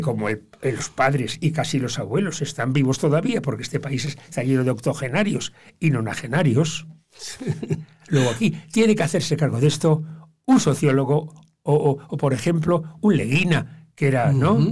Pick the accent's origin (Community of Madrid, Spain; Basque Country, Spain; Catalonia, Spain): Basque Country, Spain; Bilbao; now in Motril, Spain; Yo me considero muy bilbaino Los bilbainos los bilbaínos somos primero bilbainos y luego somos euskaldunes